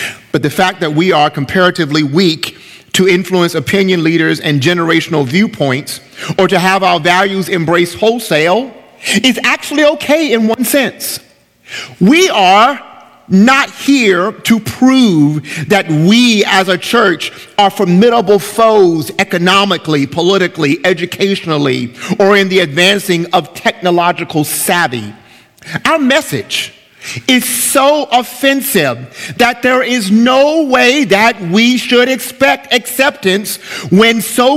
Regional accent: United States; As American believers

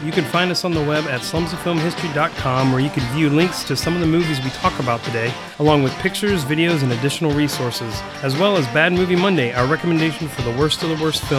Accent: Saudi Arabia; I grew up in Saudi, so I've seen people's head get cut off

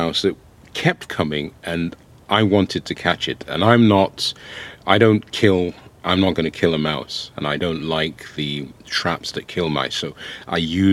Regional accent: England, United Kingdom; also born or lived in Ohafia, Nigeria (ancestral village); I was born in England

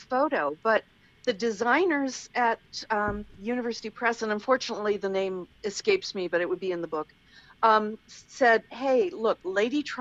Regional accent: Wisconsin, United States; also born or lived in Baltimore, Maryland; I was raised in Wisconsin, but I was born in Baltimore

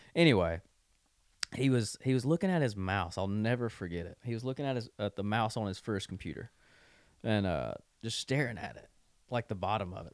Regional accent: thirty minutes from Oxford, Mississippi, United States; now in Nashville, United States; I'm from thirty minutes from Oxford

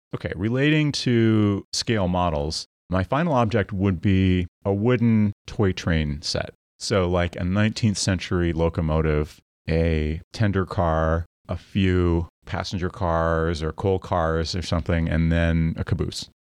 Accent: Midwest, United States; I grew up in the Midwest

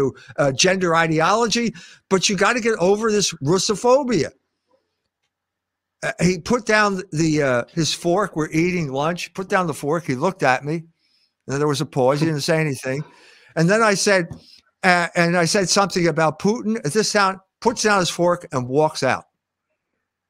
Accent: United States; I'm an American

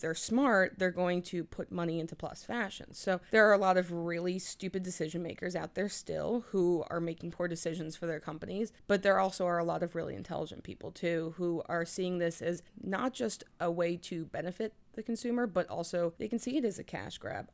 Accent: New Jersey, United States; also born or lived in New Orleans; I was born in New Orleans, but I've lived in New Jersey since I was two

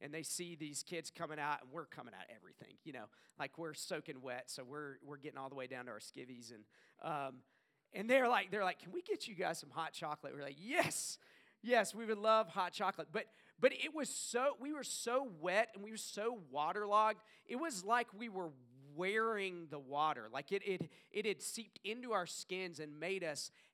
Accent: the South, United States; I grew up in the South. I know you couldn't tell by my accent

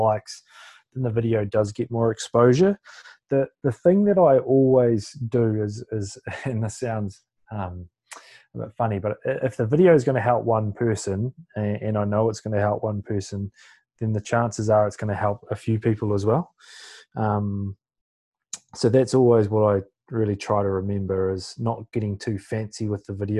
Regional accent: New Zealand; born or raised there

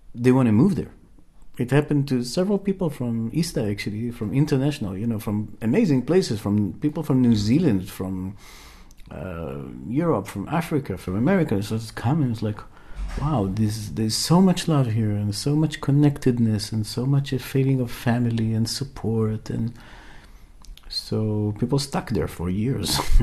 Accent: Israel; moved away as an adult; I was born in Israel and um, raised there, but today I'm traveling around this beautiful planet

